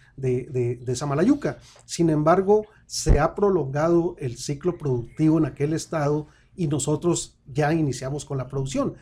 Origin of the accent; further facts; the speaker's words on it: Samalayuca, Chihuahua, Mexico; somos amalayuquenses, pero también somos juarenses.